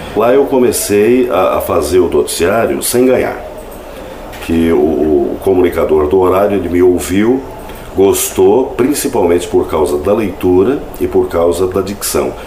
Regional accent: Jaguapitã, Paraná, Brazil; eu nasci em Jaguapitã, uma cidade próxima a Londrina, sessenta quilômetros daqui

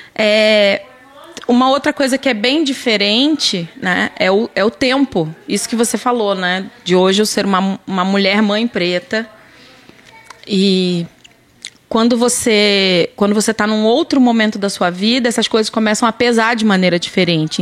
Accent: Duque de Caxias, Rio de Janeiro, Brazil; moved away as an adult; also born or lived in Botafogo, Rio de Janeiro / Paraná (pé vermelho); now in Paraná, Brazil; eu sou carioca, né? Eu nasci em Botafogo, mas eu passei a minha infância praticamente toda, né, até a fase adulta em Caxias, no Rio

